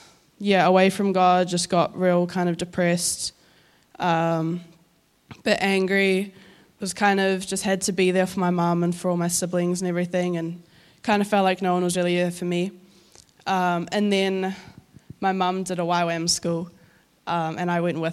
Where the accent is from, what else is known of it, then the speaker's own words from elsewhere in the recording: Auckland, New Zealand; also born or lived in Northland; I'm from Northland, but I grew up in Auckland.